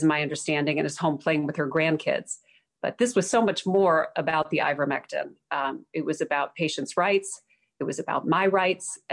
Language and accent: English; Chicago, Illinois, United States; now in South Carolina, United States; Chicago, my hometown, former hometown. I'm now in South Carolina